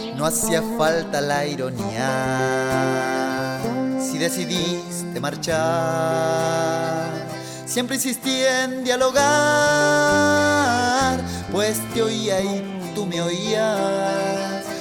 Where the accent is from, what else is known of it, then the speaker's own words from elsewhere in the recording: Puerto Ingeniero Ibáñez, Aysén, Chile; soy originario de Chile, de la Patagonia, de la región de Aysén, décima primera región de Aysén